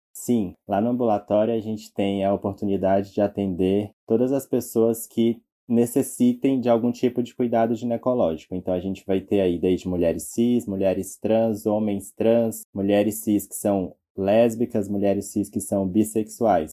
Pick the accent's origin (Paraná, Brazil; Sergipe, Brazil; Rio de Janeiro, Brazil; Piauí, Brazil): Piauí, Brazil; Teresina; moved away as an adult; now in São Paulo, Brazil; eu sou teresinense, eu nasci no Piauí